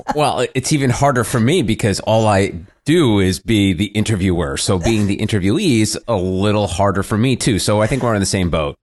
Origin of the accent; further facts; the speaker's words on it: New Jersey suburbs, United States; I was a kid growing up in the Jersey suburbs